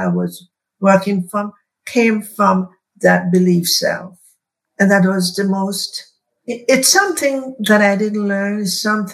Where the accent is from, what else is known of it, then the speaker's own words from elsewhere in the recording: Jamaica; now in United States; going back to Jamaica, where I was born